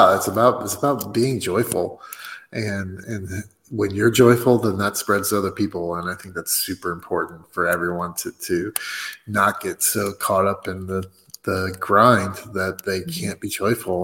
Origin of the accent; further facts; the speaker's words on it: United States; I'm American